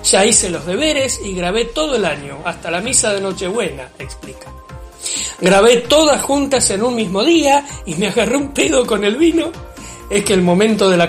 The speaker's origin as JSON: {"language": "Spanish", "country": "Argentina", "said": "Saben que así como hago chistes todo el tiempo, también me enojo fácil, porque soy argentino."}